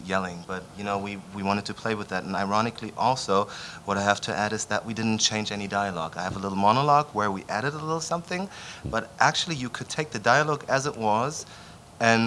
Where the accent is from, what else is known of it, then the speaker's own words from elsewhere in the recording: Berlin, Germany; moved away; also born or lived in Vienna; I'm from Berlin. I grew up in Berlin